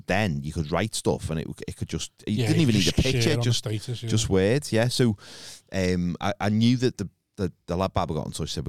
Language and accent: English; Liverpool, North West England, United Kingdom; accent: Scouse; They didn't know I was Scouse. A lot of them thought I was from London.